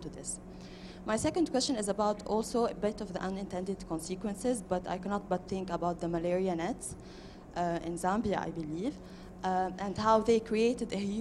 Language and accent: English; Lebanon; moved away; I'm from Lebanon